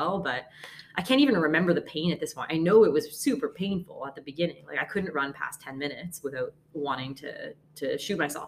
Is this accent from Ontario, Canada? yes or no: no; Halifax, Nova Scotia, Canada; moved away; also born or lived in Toronto; I'm from, well, Toronto originally, grew up mostly in Halifax.